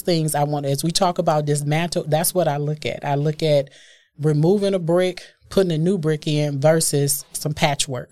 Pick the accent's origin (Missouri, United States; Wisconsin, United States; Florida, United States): Wisconsin, United States; Milwaukee; I am born and raised in Milwaukee